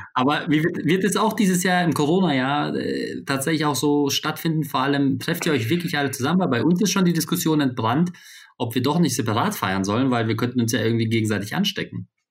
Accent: Poland; moved away; dass ich gebürtig aus Polen komme

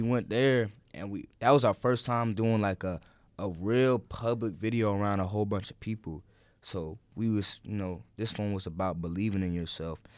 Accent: Holly Springs, United States; I film in my hometown of Holly Springs

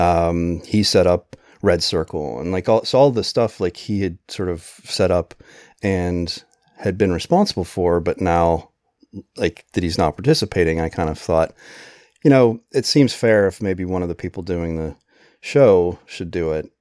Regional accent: Pennsylvania, United States; moved away; also born or lived in New Jersey; I grew up in Pennsylvania and then we lived in New Jersey

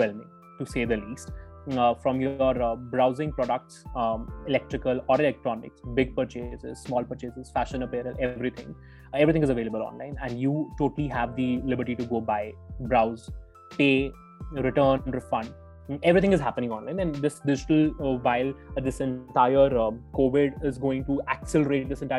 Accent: Jammu, Jammu and Kashmir, India; my home in Jammu, which happens to be my hometown.

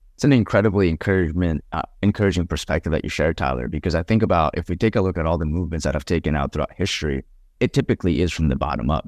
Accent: Colombia; I come from Colombia

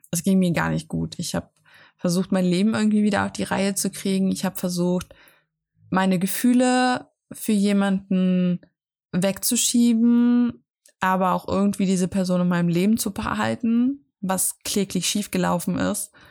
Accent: Austria; Ich bin aus Österreich rausgewachsen. Aus, ja, aus, aus dem Kinderhaus, wo ich aufgewachsen bin.

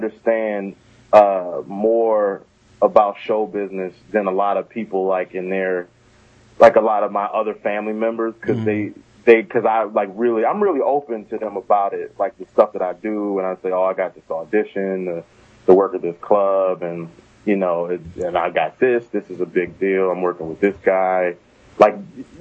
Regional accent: Prince George's County, Maryland, United States; moved away; also born or lived in New Jersey; I'm from Maryland, right outside of D.C., PG County

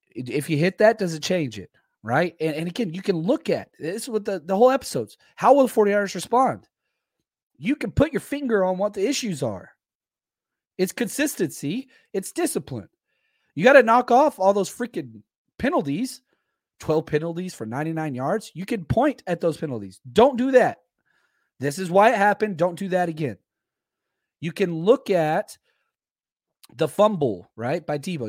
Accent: Dallas, Texas, United States; I'm from Dallas

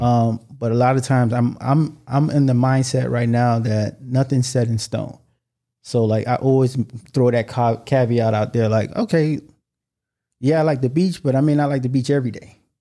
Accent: United States; I was born in America

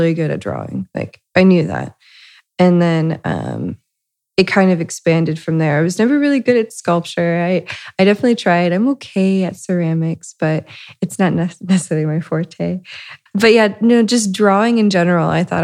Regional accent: Lima, Ohio, United States; I'm originally from Lima, Ohio, which is, a smaller town up north in Ohio. I grew up to a middle class, Midwestern family

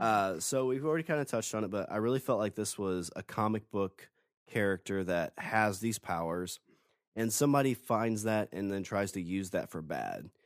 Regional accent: Illinois, United States; moved away; I'm originally from Illinois

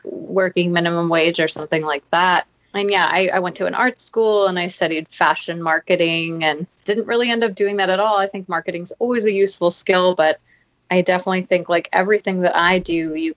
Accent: Maui, Hawaii, United States; I grew up in Maui

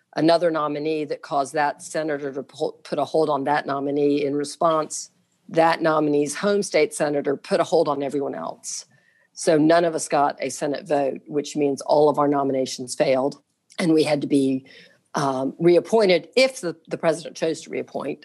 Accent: Jacksonville, Florida, United States; I was born and raised here in Jacksonville

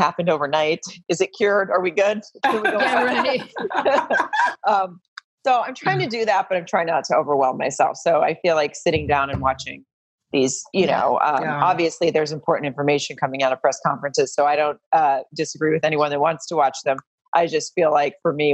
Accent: Farmington, Arkansas, United States; moved away as an adult; now in Los Angeles, United States; I grew up in a really small town called Farmington in Arkansas

